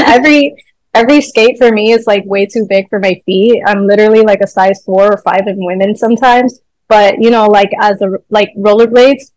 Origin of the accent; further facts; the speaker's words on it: Honduras; now in Miami, United States; I'm from Honduras. I was born there.